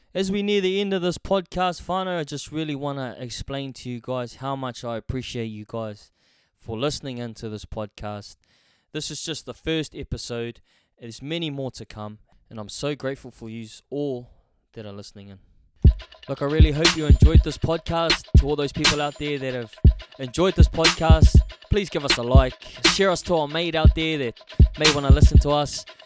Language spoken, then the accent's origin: English; Hamilton, Waikato, New Zealand; I grew up in Hamilton, New Zealand